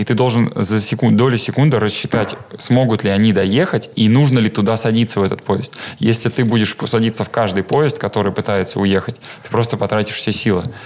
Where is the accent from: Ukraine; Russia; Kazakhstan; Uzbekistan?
Russia; Vladimir, Vladimir Oblast; я родом с Владимира